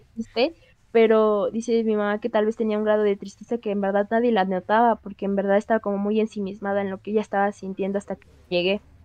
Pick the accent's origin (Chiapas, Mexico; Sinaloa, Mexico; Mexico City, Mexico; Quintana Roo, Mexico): Mexico City, Mexico; Xochimilco; somos de Xochimilco